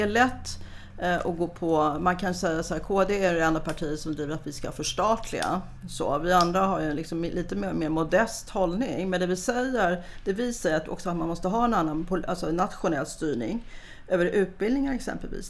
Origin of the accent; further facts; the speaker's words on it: Stockholm, Stockholm County, Sweden; Jag kommer från Gubbängen, samma linje ungefär som Stefan Sundström